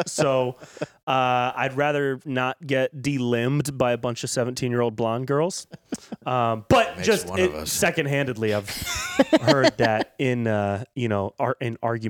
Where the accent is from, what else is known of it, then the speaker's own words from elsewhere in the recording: Northern California, United States; I grew up in Northern California